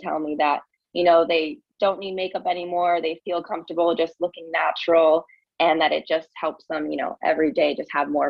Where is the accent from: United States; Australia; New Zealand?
United States; New York; moved away as an adult; now in Miami, United States; I am originally from New York, and I moved to Miami a few years ago